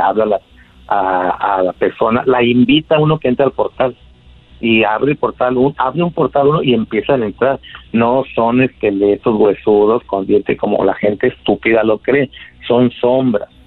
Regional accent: Catemaco, Veracruz, Mexico; now in Mexicali, Mexico; Yo soy de Mexicali, de Catemaco, Veracruz, pero estoy aquí en Mexicali, California, porque aquí, tiene, aquí viven mis hijos

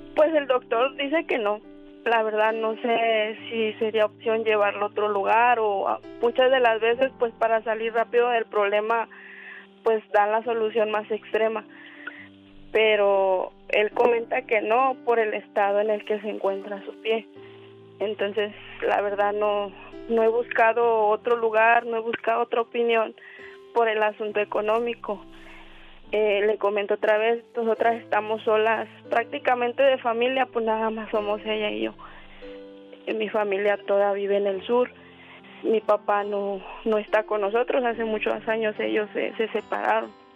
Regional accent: Morelos, Mexico; moved away as an adult; now in Mexicali, Mexico; Somos del estado de Morelos

